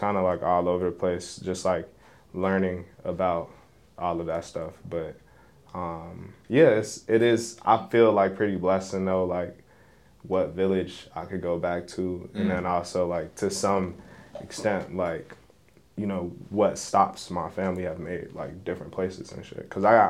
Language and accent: English; Chicago, Illinois, United States; I'm not just from Chicago. Mm-hmm. But then of course, like I got family in Chicago.